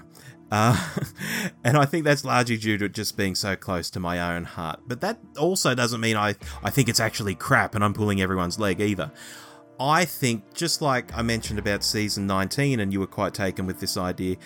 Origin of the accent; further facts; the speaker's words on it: Australia; Growing up in Australia, we had a lot going for us.